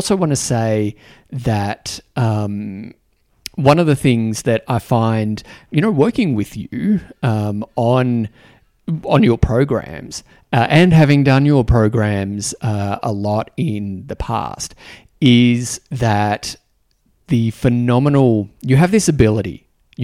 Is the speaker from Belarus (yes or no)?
no; Australia; accent: Australian; moved away; also born or lived in New Zealand; speaking with an Australian accent